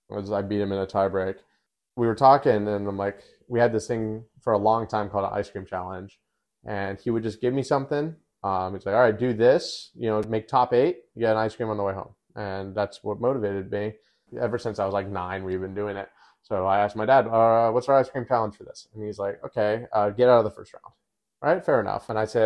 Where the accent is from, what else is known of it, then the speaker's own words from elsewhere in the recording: Australia; Well, I'm Australian. I'm chatting.